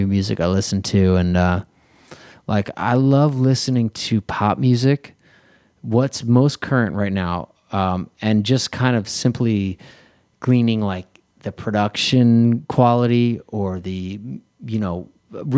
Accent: Philadelphia, Pennsylvania, United States; moved away as an adult; now in Los Angeles, United States; growing up in Philly and being a musician there growing up, you definitely get that Philly soul inspiration

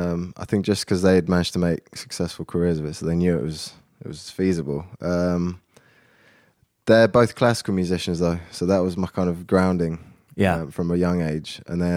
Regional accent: Oxford, South East England, United Kingdom; now in London, United Kingdom; I was born in London. I went to school kind of for my formative years in Oxford. So that's only about an hour northwest of London. So I've always lived in the south of the UK. And then I've been back in London for the last 10 years since uni.

